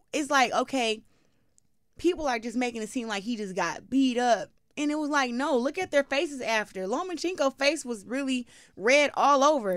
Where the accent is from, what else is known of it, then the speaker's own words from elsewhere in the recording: Flint, Michigan, United States; I'm from Flint